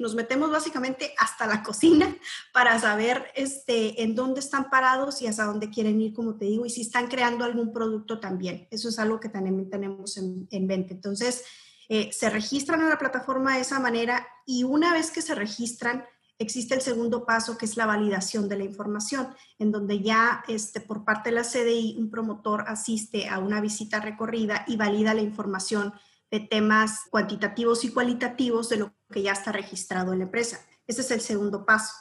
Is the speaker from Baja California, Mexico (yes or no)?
yes; Mexicali, Baja California, Mexico; yo soy eh, nacida y criada en Mexicali. Mexicali es mi hogar, es mi casa.